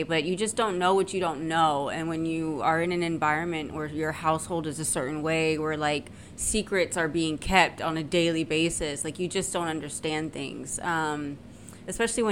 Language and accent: English; San Antonio, Texas, United States; I'm from San Antonio, Texas, right? And I lived in a, you know, upper middle class neighborhood